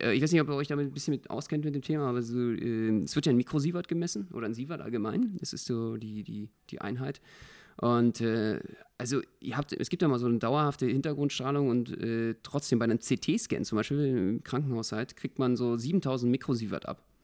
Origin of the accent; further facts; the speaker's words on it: Berlin, Germany; als Berliner